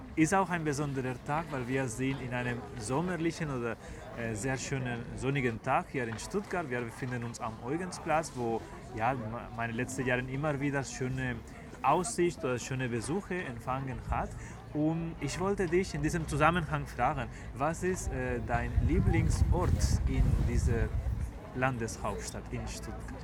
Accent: Spain; German is a second language; now in Germany; meiner Heimat, also zu Spanien

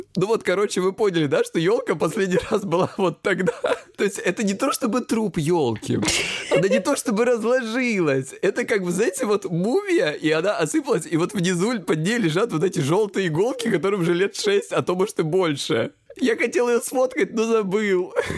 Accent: Krasnodar Krai, Russia; я с Кубани

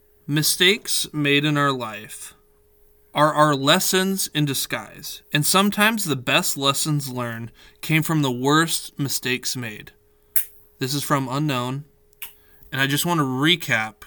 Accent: Ankeny, Iowa, United States; now in Muscatine, United States; Growing up in Ankeny

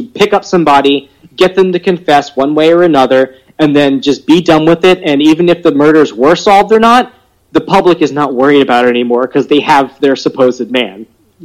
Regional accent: Louisiana, United States; I'm from Louisiana, and we say everything wrong

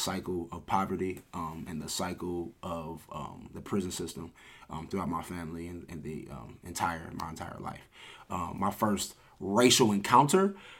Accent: Massillon, Ohio, United States; I'm from Massillon, Ohio, born and raised

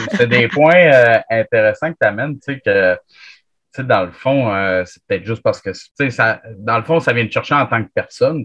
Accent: Chambly, Quebec, Canada; Chambly, là. Parce que moi, je suis tout le temps là, toute la fin de semaine. C'est ma ville natale.

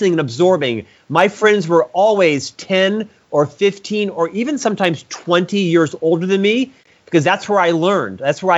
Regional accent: Orlando, Florida, United States; I'm from Central Florida, Orlando originally.

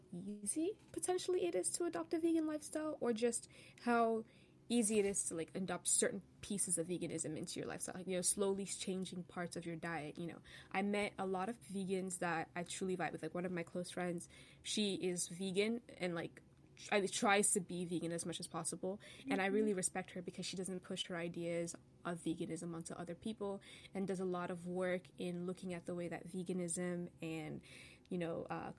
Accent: Cameroon; moved away; I'm from Cameroon, and we don't drink a lot of, like, cow milk, right? A lot of the ways that we consume milk is from, it's powdered. I remember when I was still living in Cameroon

